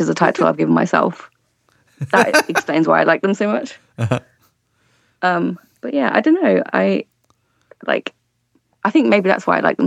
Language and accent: English; Birmingham, West Midlands, United Kingdom; I'm from Birmingham.